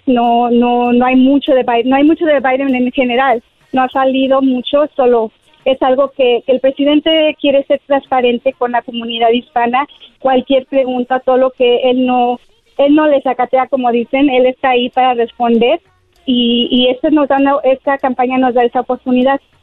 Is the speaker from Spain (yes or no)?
no; Mexico; now in United States; yo soy hispana y mexicana y amo mi cultura